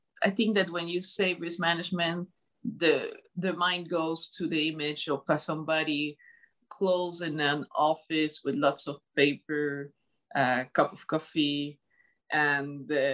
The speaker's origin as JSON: {"language": "English", "town": "Montreal", "region": "Quebec", "country": "Canada", "said": "Montreal, Canada."}